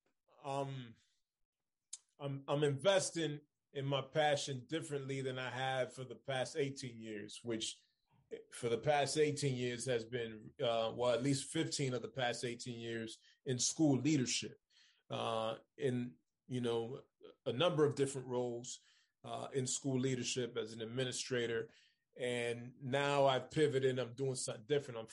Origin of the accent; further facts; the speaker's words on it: Lawrence, Massachusetts, United States; also born or lived in Austin, Texas; now in Tampa, United States; I'm from Lawrence, Massachusetts. I was born in this country. I'm from Lawrence, Massachusetts.